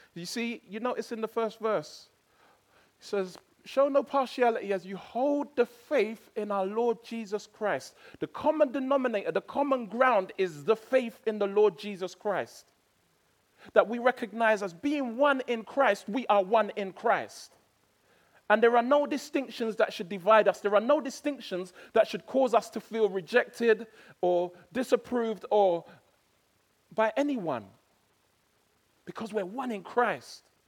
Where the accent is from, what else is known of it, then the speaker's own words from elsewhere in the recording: England, United Kingdom; I went there as an Englishman